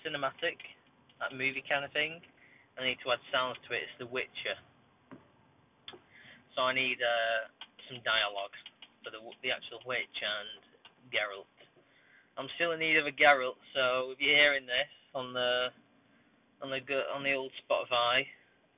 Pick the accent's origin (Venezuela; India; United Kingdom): United Kingdom; Bolton, North West England; also born or lived in Atherton; This is the hometown. I was born in Bolton, you know. I'm a Bolton lad